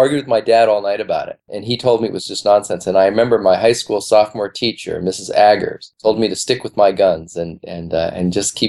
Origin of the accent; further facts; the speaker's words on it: Chicago, Illinois, United States; moved away as an adult; now in New York, United States; I'm from Chicago because middle school, high school, and where my folks are, Chicago.